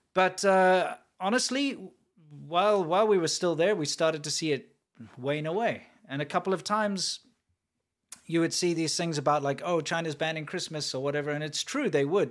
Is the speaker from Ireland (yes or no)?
no; South Africa; moved away; where I grew up in South Africa